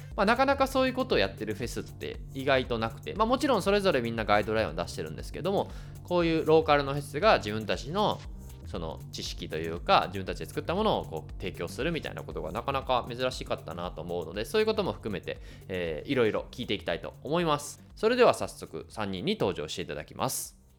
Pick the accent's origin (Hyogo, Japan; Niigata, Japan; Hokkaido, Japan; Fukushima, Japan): Hyogo, Japan; moved away; 僕は地元が兵庫県なんで、こう実家帰ったりしたら会いに行ったりとか